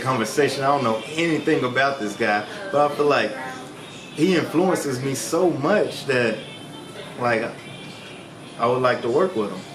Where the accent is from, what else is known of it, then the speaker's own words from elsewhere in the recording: Memphis, Tennessee, United States; moved away; I'm from Memphis, Tennessee, born and raised.